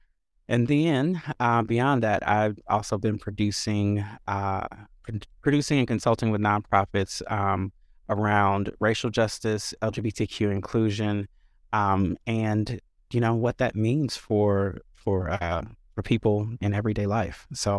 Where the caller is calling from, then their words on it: Chicago, Illinois, United States; My pronouns are he, him, and I am joining from Chicago, where I serve in a few roles.